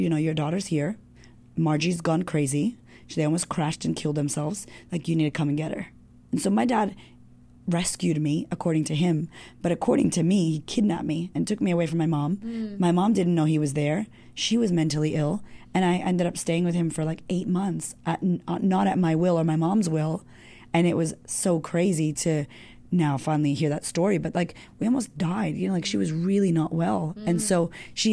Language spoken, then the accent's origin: English; United States; I'm like an American Puerto Rican girl, doesn't speak any Spanish.